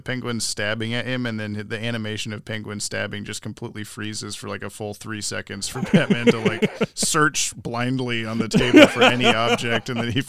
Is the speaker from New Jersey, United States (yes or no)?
no; Oregon, United States; Yes, I am from Big Bess, Oregon, as far as I know, which is weird because not many people online are.